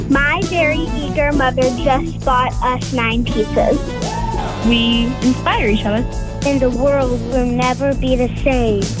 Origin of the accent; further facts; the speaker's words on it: Colorado, United States; I'm seven years old and I'm from Colorado.